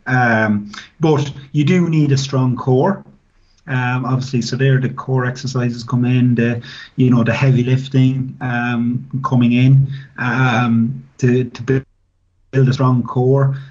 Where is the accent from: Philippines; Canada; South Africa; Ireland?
Ireland; Tullamore, Leinster; I started off playing as a as a young guy at six years of age with my local club, which was uh, Tullamore Rugby Club